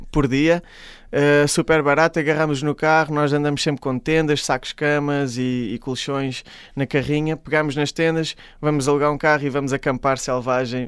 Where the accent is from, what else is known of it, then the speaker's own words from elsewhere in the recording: Caldas da Rainha, Centro, Portugal; eu sou da, das Caldas da Rainha, sou da Zona Oeste